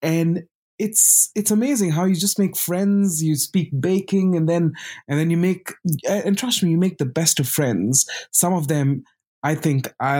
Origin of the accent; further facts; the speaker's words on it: Bangalore, Karnataka, India; also born or lived in Pondicherry, India; now in London, United Kingdom; brought up in Bangalore, now called Bengaluru